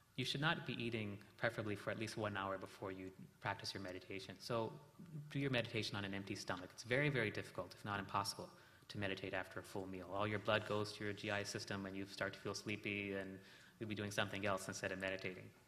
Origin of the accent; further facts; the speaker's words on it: South India, India; we're from South India